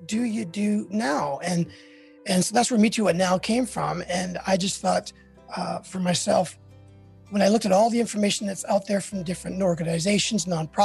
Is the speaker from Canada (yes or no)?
yes; Canada; now in United States; I'm Canadian